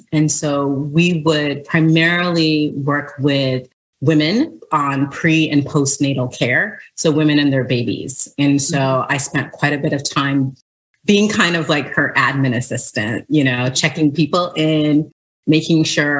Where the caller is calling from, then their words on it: Washington, District of Columbia, United States; So I am calling in from Washington, D.C. I've been a D.C. resident since 2005 when I moved here after serving in the Peace Corps.